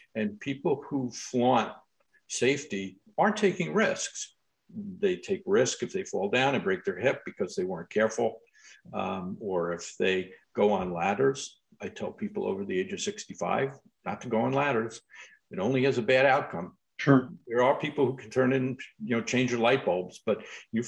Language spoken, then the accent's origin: English; Long Island, New York, United States; I grew up on Long Island in New York